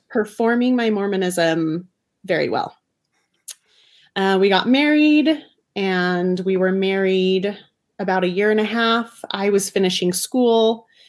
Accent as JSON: {"language": "English", "town": "Bountiful", "region": "Utah", "country": "United States", "tie": "born or raised there", "said": "I was raised in Davis County, Utah, like very Orthodox family"}